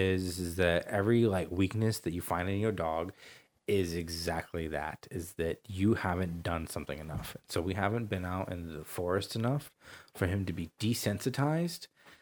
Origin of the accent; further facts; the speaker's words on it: Portland, Oregon, United States; I'm from Portland